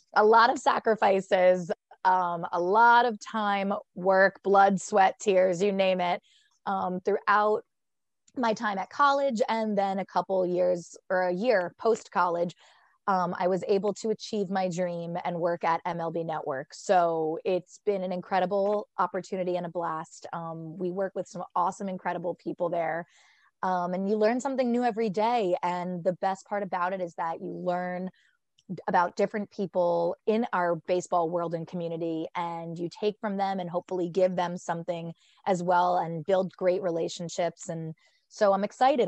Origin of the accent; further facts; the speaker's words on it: Fairfield, New Jersey, United States; I am from Fairfield, New Jersey. I went to West Essex High School